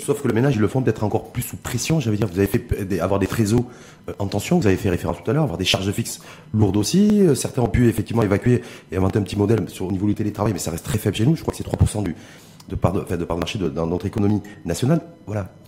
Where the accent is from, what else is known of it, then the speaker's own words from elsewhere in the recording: Morocco; chez nous à Tanger